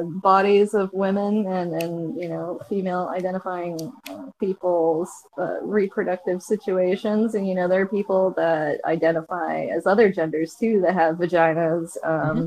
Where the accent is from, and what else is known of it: San Diego, California, United States; born or raised there; also born or lived in La Mesa